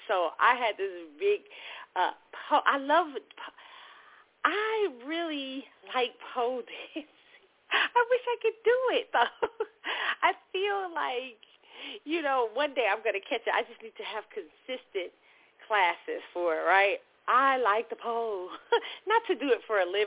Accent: Kansas City, United States; moved away; my hometown, Kansas City

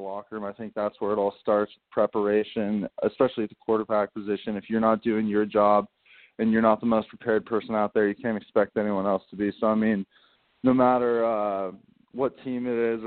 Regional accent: Colorado, United States; moved away as an adult; now in New York City, United States; I'm from Colorado

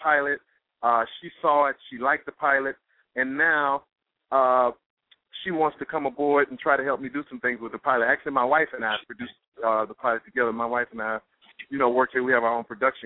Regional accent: Montgomery, Alabama, United States; now in New York, United States; I'm from Montgomery, Alabama. She's from Montgomery, Alabama. We grew up together

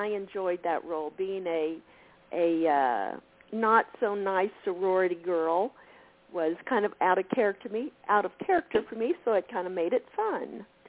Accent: Texas, United States; moved away; also born or lived in California; I was born in Texas. I then moved to California

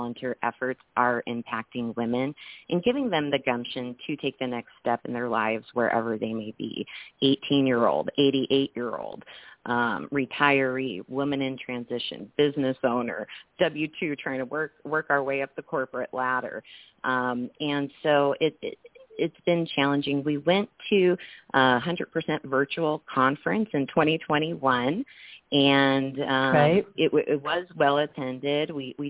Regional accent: California, United States; we're from Southern California, but we want to bring in an awareness and following to help all women

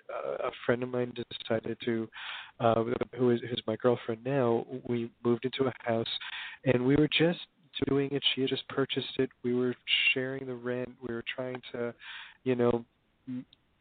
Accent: Hoboken, New Jersey, United States; I actually I grew up in Hoboken, New Jersey, back in the days when it was a kind of traditional blue-collar town

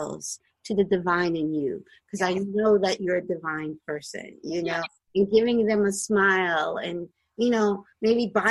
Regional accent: the East Coast, Northeast, United States; I'm from the East Coast and in the Northeast, and I'm not used to seeing palm trees.

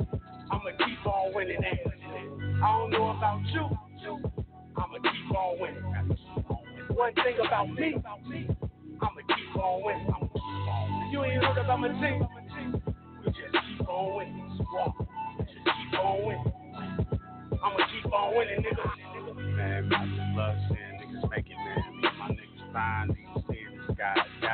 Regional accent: Chicago, Illinois, United States; And I'm from Chicago, and we just try to get a little bit hard out here.

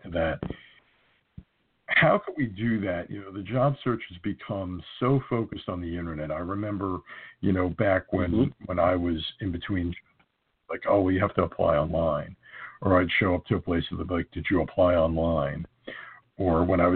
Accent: New Jersey, United States

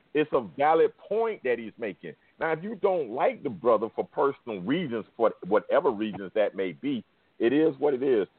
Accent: the South, United States; I'm in the South. I'm from the South.

